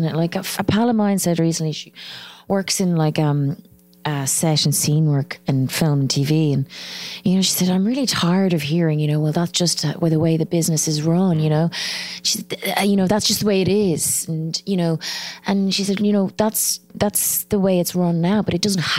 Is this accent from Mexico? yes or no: no; Ireland; accent: Irish; also born or lived in Addis Ababa, Ethiopia; my accent, you know, the Irish accent